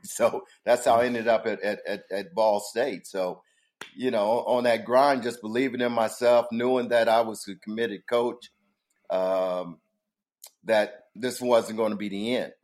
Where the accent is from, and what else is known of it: Muncie, Indiana, United States; born or raised there